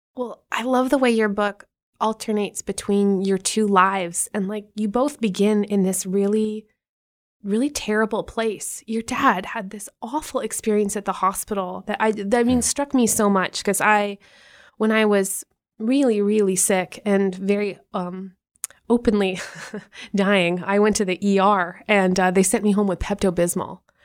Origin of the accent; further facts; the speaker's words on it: Canada; now in United States; as a Canadian